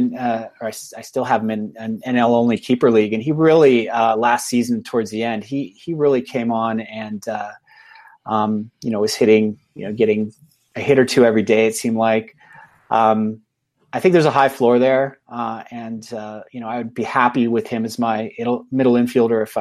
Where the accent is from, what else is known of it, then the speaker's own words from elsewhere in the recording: England, United Kingdom; I think I'm doing the math right, but I'm I'm a I'm an English guy, so I don't know.